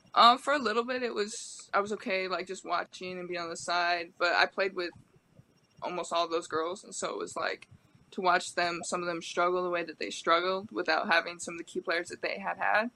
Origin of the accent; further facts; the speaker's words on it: Medford, Oregon, United States; moved away as an adult; also born or lived in Pullman, Washington; now in Portland, United States; I'm from Medford. Medford's a small okay. town